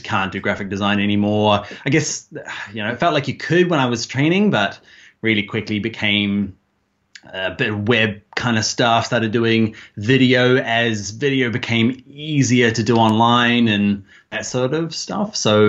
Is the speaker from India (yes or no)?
no; New Zealand; now in Ireland; So I'm a Kiwi.